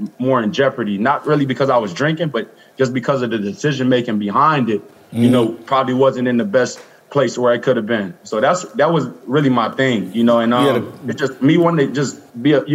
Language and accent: English; Los Angeles, California, United States; born or raised there